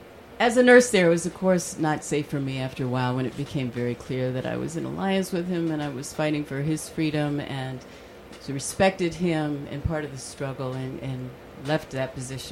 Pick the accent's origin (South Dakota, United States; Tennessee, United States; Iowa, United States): Iowa, United States; moved away as an adult; also born or lived in New York / California; And I was a young woman, white woman growing up in Iowa. Went to school in the late 60s.